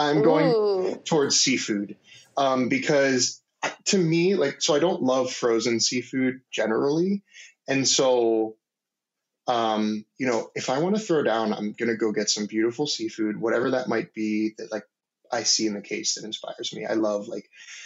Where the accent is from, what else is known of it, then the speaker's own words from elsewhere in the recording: Maryland, United States; I grew up in Maryland, like sort of in the DC area